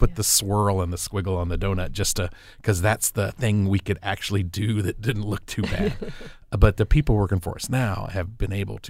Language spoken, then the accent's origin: English; Memphis, Tennessee, United States; I'm being from Memphis, Tennessee. I'm a big, big Star fan.